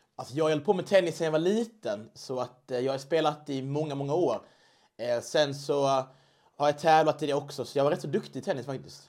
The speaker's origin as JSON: {"language": "Swedish", "region": "Skåne", "country": "Sweden", "moved": "yes", "lives_now": "Stockholm, Sweden", "said": "Jag kommer från Skåne"}